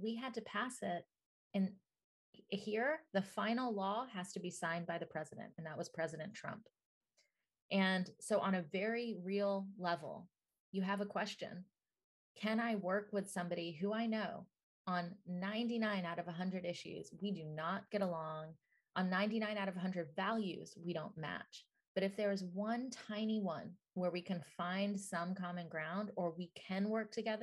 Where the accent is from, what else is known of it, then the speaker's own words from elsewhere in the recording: Atlanta, Georgia, United States; I grew up in Atlanta, Georgia, in the South, and my parents were immigrants.